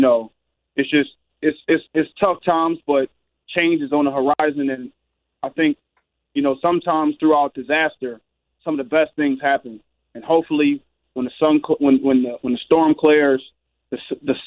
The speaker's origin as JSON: {"language": "English", "town": "Philadelphia", "region": "Pennsylvania", "country": "United States", "tie": "born or raised there", "said": "I'm home in my hometown"}